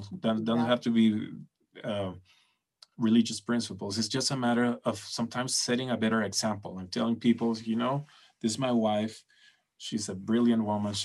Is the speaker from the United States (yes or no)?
no; Venezuela